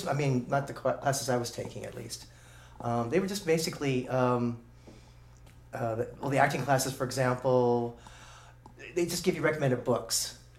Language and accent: English; Albany, California, United States; I was born in Albany, California.